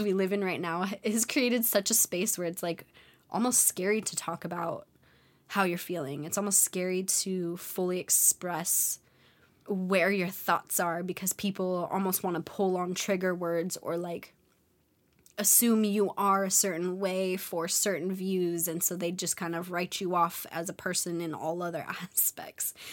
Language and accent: English; California, United States; moved away; I'm a California baby, and growing up in California, people are fun